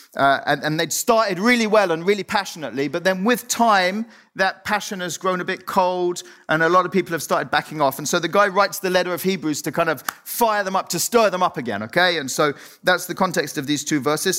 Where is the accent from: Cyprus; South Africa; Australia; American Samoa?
Cyprus; moved away; I was born, I grew up in Cyprus